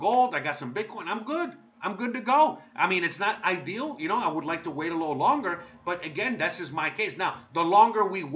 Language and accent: English; United States; now in Mexico; I'm American.